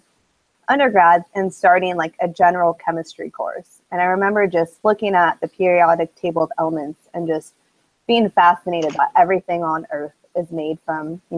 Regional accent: San Diego, California, United States; moved away as an adult; now in Mississippi, United States; I'm originally from San Diego, California

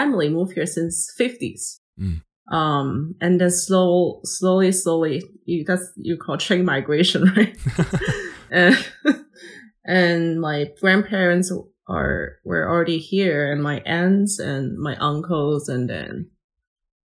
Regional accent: Shenzhen, Guangdong, China; moved away; when I grew up in Shenzhen, it's fairly still not as modern as right now

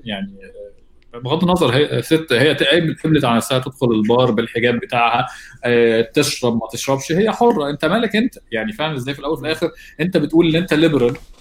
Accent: Egypt; احنا عندنا في مصر دين اسلامي فوق كل الحاجه

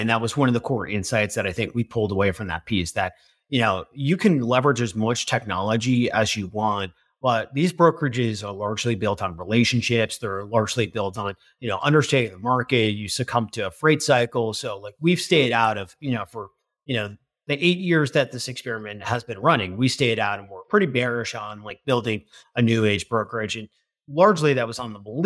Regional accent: Northern New Jersey, United States; also born or lived in Chicago; now in New York City, United States; I grew up in Northern Jersey

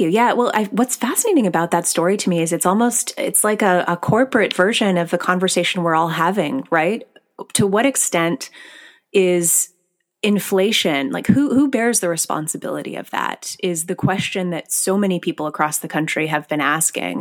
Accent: Scarborough, Ontario, Canada; I grew up in Scarborough, Ontario

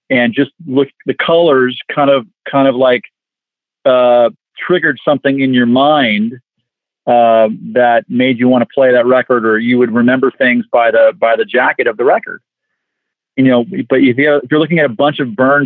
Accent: Los Angeles, California, United States; Growing up in the San Fernando Valley in Los Angeles

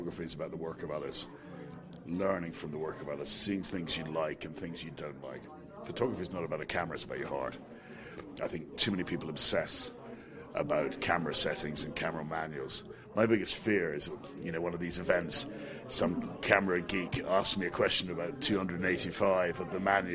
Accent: Scotland, United Kingdom; moved away; I'm Scottish

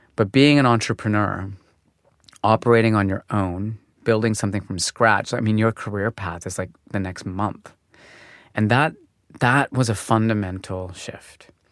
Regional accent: Calgary, Alberta, Canada; moved away as an adult; also born or lived in Montreal; I was born in Calgary

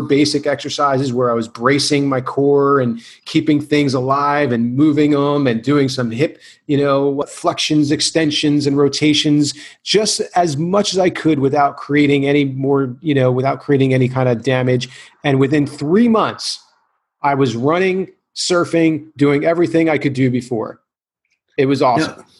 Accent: New Jersey, United States; now in California, United States; I had the surgery in in uh, New Jersey uh, because I wanted to be near family

